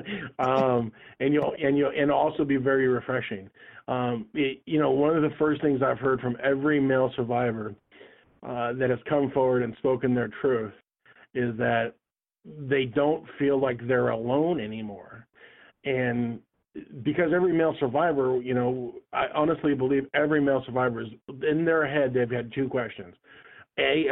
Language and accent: English; Anchorage, Alaska, United States; I grew up in Anchorage, Alaska